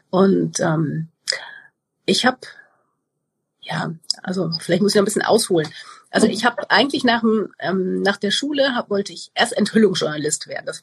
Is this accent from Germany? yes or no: yes; Cologne, North Rhine-Westphalia, Germany; ich bin aus Köln